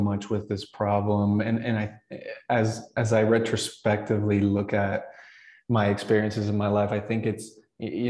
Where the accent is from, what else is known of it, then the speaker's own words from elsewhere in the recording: Bolivia; moved away; growing up in Bolivia and immigrating